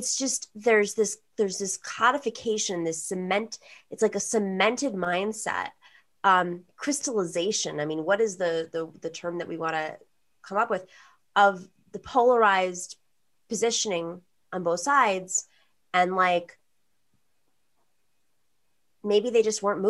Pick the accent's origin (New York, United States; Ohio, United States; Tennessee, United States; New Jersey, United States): New York, United States; Buffalo; now in Astoria, New York, United States; I grew up in Buffalo, New York